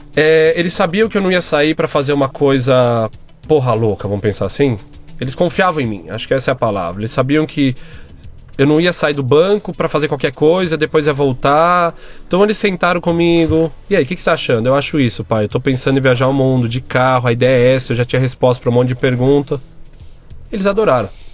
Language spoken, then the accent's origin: Portuguese; São Paulo, Brazil; eu sou paulistano, nascido e crescido em São Paulo